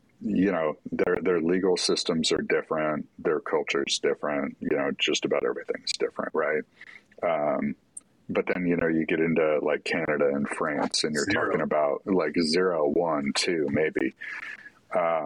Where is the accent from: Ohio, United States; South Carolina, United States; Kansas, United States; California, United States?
California, United States; we both grew up in California